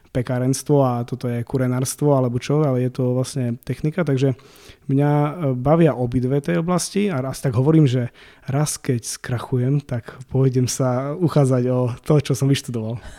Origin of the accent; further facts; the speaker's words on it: eastern Slovakia, Slovakia